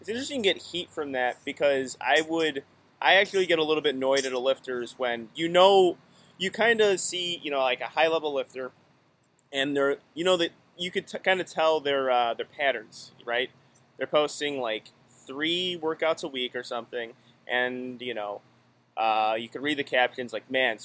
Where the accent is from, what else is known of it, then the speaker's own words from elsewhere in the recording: Illinois, United States; I'm from Illinois